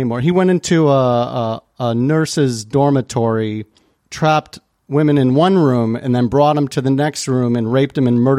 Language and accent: English; Chicago, Illinois, United States; If we could jump to my hometown of Chicago here.